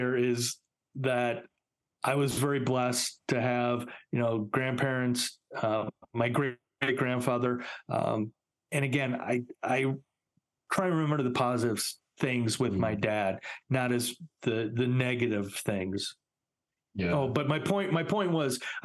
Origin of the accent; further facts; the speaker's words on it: Chicago, Illinois, United States; also born or lived in Highland Park, Illinois; I grew up in Chicago